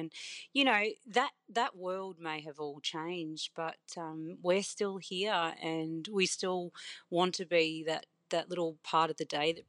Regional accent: Victoria, Australia; I grew up in the Otways in a tiny little town, and we had a general store and a pub. And that was in the 80s, you know, growing up.

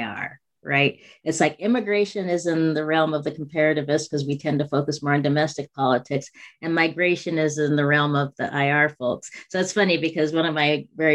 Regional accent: United States; I am African American

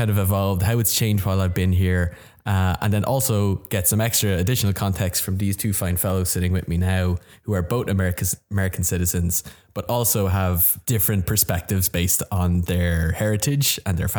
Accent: Ireland; moved away as an adult; now in United States

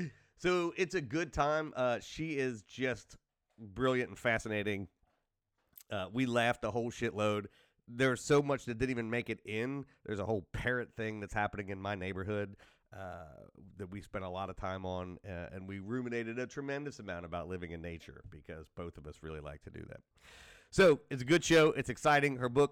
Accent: United States; I am an American and I'm like, you know, the rest of the country, more or less.

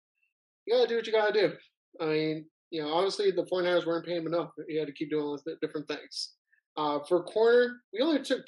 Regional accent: La Verne, California, United States; from near my hometown, Laverne, California.

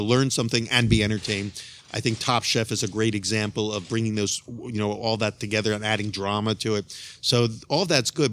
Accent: Philadelphia, Pennsylvania, United States; I'm from Philadelphia, Pennsylvania

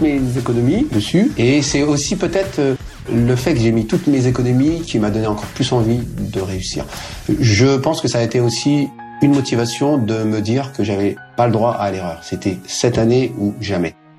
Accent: Seine-Saint-Denis, Île-de-France, France; Je suis issu de la Seine-Saint-Denis.

